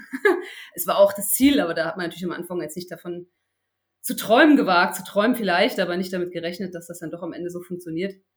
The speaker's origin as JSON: {"language": "German", "region": "Berlin", "country": "Germany", "said": "hier in Berlin, ich komme ja aus Berlin"}